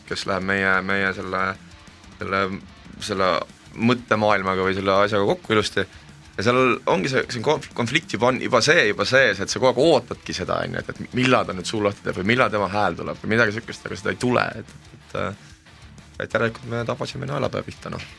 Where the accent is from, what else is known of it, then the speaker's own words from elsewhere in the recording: Selja, near Pärnu, Pärnu County, Estonia; ma olen seljalt pärit, see on Pärnu lähedalt